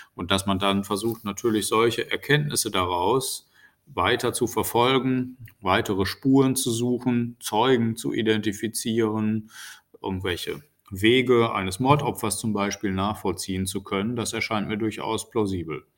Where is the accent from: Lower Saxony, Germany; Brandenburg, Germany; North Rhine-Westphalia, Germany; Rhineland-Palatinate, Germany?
North Rhine-Westphalia, Germany; in Nordrhein-Westfalen, wo ich ja herkomme